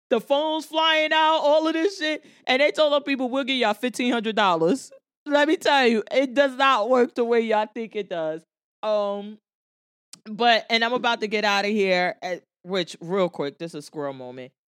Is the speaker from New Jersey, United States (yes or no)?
yes; Jersey City, New Jersey, United States; I'm from Jersey City. I live in Jersey City